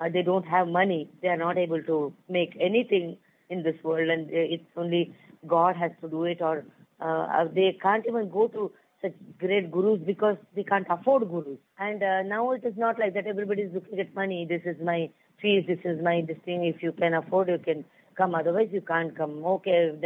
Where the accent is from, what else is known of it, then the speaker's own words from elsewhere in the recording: Pune, Maharashtra, India; I was born and brought up in Pune